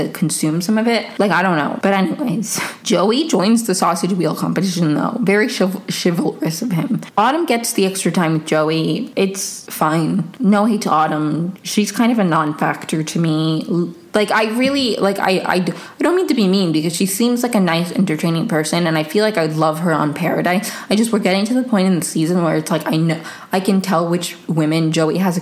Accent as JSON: {"language": "English", "country": "Venezuela", "said": "I'm from Venezuela"}